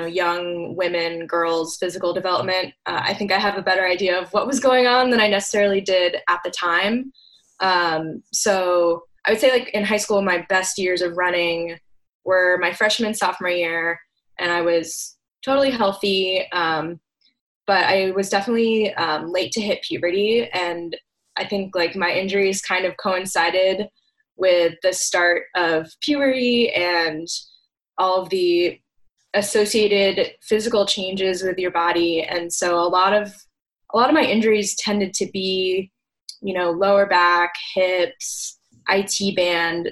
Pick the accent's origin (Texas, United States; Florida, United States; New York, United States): Florida, United States; St. Petersburg; moved away as an adult; also born or lived in Durham, North Carolina; now in Washington, DC, United States; I was born and raised in St. Petersburg, Florida, and moved to the DC area almost exactly 10 years ago, and live now in Northwest Washington, DC